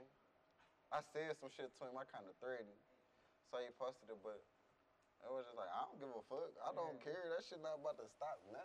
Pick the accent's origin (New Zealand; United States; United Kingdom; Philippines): United States; Cleveland, Ohio; I'm from St. Clair